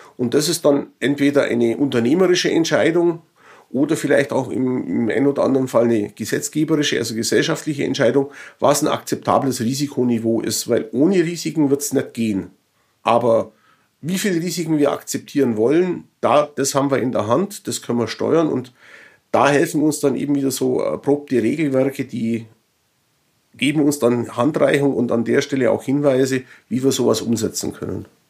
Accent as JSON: {"language": "German", "country": "Germany", "said": "als Deutsche"}